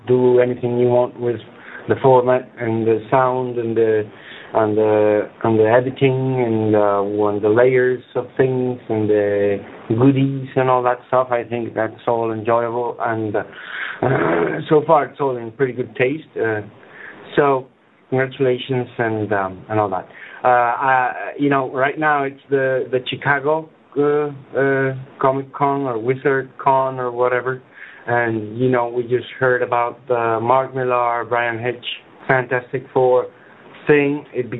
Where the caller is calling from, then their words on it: Spain; English is a second language; I'm calling from Spain